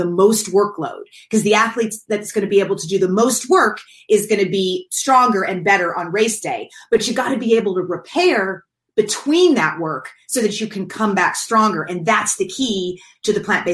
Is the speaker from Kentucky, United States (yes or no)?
yes; Kentucky, United States; now in California, United States; I grew up in Kentucky and in the South